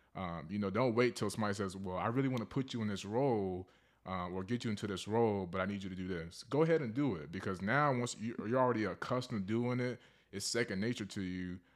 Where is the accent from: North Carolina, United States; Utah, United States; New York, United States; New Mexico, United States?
North Carolina, United States; Charlotte; now in Fayetteville, United States; I'm from Charlotte, North Carolina. Um, I reside here in Fayetteville, North Carolina, near Fort Bragg